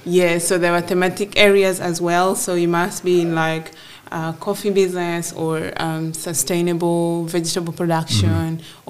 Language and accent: English; Gulu, Northern Region, Uganda; I was born and raised in Gulu in northern Uganda